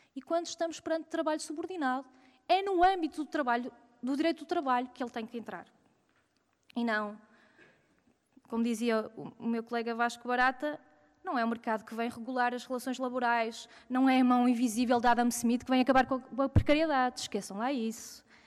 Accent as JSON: {"language": "Portuguese", "town": "Porto", "region": "Norte", "country": "Portugal", "said": "eu sou do Porto"}